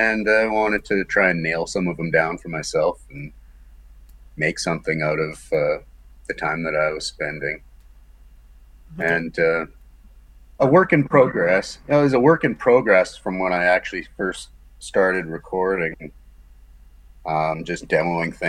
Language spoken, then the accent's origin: English; Morden, Manitoba, Canada; also born or lived in Amsterdam; I'm from Morden, Manitoba